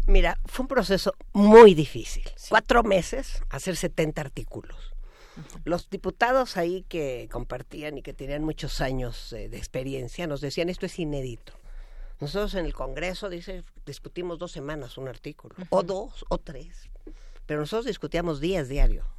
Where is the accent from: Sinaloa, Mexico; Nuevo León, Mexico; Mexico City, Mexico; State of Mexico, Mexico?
Mexico City, Mexico; esta ciudad que pues cuando yo fui niña corríamos por las calles y jugábamos